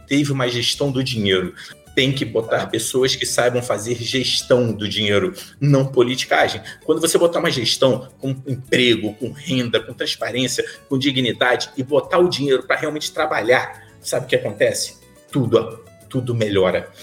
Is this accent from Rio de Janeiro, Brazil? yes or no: yes; São Gonçalo, Rio de Janeiro, Brazil; Eu sou de São Gonçalo